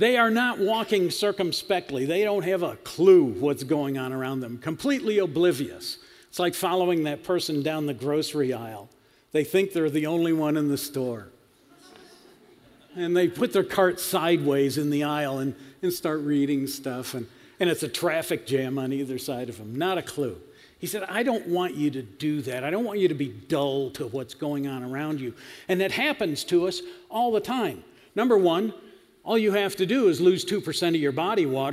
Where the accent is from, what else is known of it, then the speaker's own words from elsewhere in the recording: Western New York, United States; I grew up in Western New York, fruit and vegetable belt of America